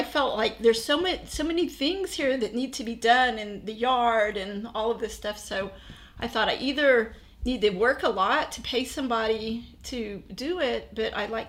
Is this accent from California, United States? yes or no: no; Fort Worth, Texas, United States; I was born in Fort Worth. I grew up here.